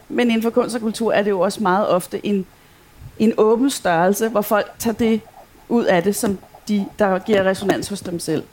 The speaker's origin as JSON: {"language": "Danish", "town": "Copenhagen", "region": "Capital Region of Denmark", "country": "Denmark", "moved": "as an adult", "lives_now": "Aarhus, Denmark", "said": "som man jo godt kan høre, så er jeg ikke fra Aarhus. jeg kommer fra København"}